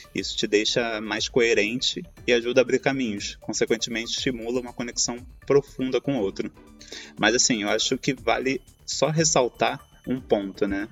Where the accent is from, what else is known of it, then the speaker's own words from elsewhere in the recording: Rio de Janeiro, Brazil; now in Turin, Italy; sou carioca, hoje estou morando aqui na Itália, em Turim